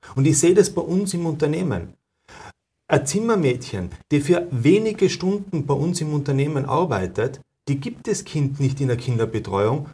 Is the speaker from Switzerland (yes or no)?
no; Tyrol, Austria; bei uns in Tirol